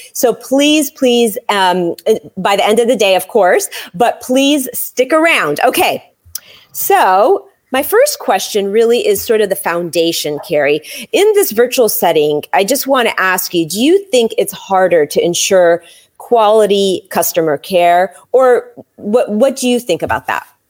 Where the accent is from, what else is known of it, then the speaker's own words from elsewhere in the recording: San Francisco, California, United States; moved away; I was born in San Francisco